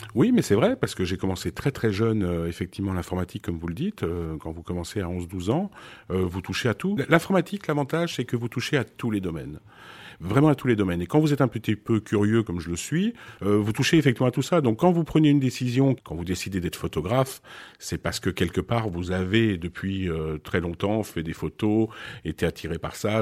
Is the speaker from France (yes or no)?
yes; France; also born or lived in Beirut, Lebanon / Switzerland; je suis né effectivement à Beyrouth. J'ai été adopté. J'ai grandi en Suisse. pour arriver en France un peu plus tard, vers l'âge de, de 8-9 ans